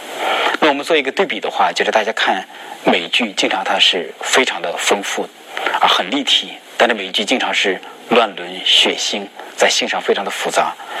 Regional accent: China; 我们中国人

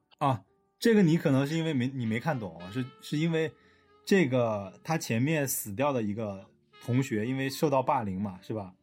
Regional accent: China; now in Shenzhen, China; 我们中国人

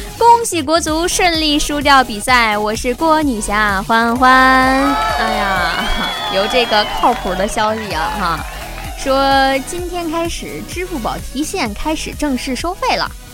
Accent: China; 我中国人

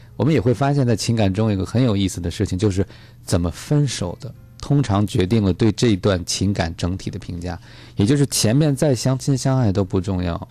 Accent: China; 我们中国人说

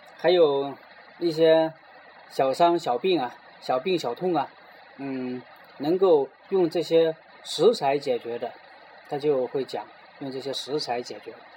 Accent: China; 作为中国人

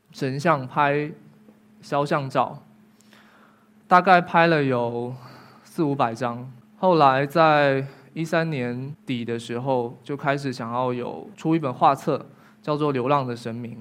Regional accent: Fujian, China; 我们福建的

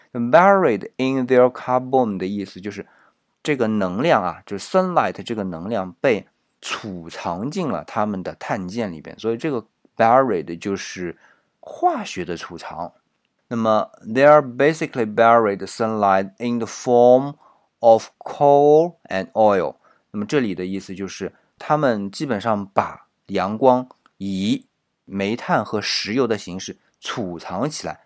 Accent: China; 我们中国人

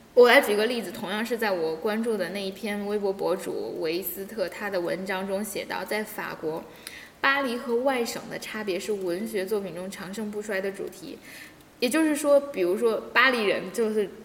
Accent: China; 我们中国人到国外

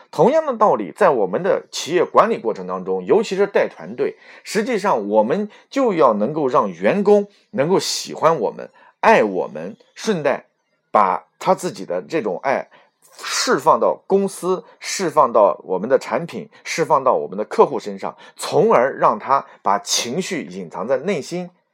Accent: Xuzhou, Jiangsu, China; 我是来自于苏北的徐州

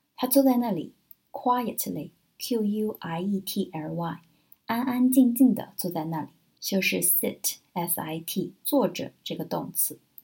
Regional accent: China; 我们中国人就更含蓄了

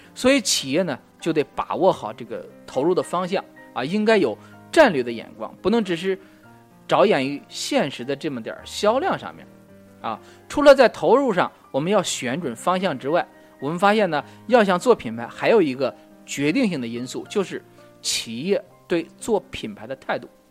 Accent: China; 我们中国人

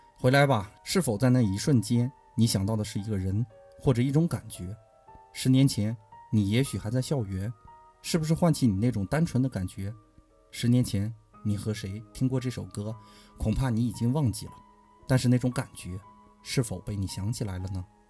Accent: Inner Mongolia, China; 我的故乡是内蒙古

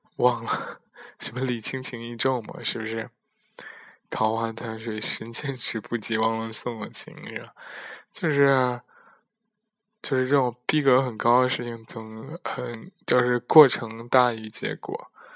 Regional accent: China; now in Netherlands; 我在国外和国内的这种区别

